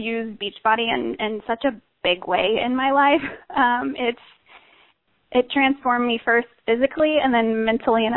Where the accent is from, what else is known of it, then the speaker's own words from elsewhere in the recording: Georgetown, Texas, United States; I am from Georgetown, Texas, right smack dab in the middle of Texas where it's hot as heck most all the time